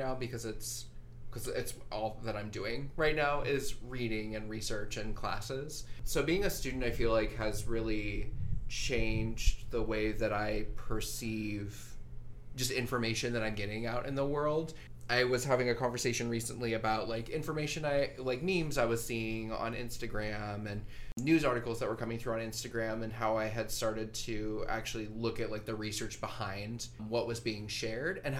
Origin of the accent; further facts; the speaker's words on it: Tucson, Arizona, United States; now in Phoenix, United States; I grew up in Arizona. I lived in Tucson all my life. Now I live in Phoenix as of January